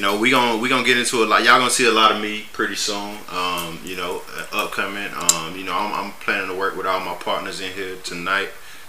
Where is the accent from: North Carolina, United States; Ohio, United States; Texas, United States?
North Carolina, United States; Laurinburg; I'm from Laurinburg, North Carolina.